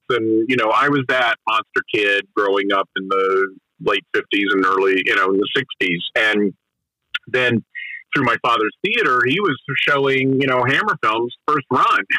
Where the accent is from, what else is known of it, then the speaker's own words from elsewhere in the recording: Asheville, North Carolina, United States; I grew up in Asheville, North Carolina